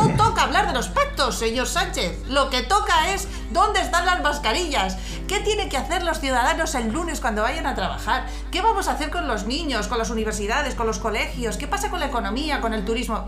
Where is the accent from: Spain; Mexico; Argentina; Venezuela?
Spain; somos los españoles tremendamente viscerales